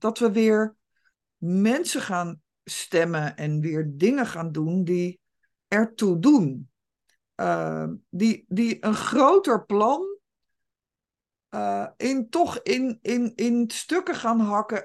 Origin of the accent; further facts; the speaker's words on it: Netherlands; wij als Nederlanders